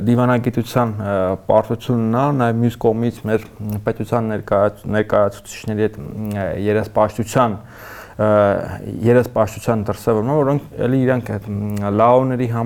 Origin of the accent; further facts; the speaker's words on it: Armenia; մենք Հայաստանը մեծացած երեխեք ենք եղել